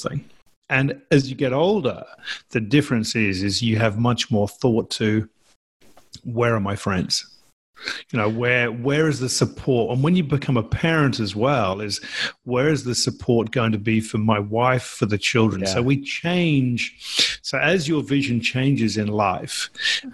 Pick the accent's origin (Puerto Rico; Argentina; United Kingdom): United Kingdom; England; moved away as an adult; now in Australia; because I'm English, I was born in England, lived there for 30, even the first 30 years of my life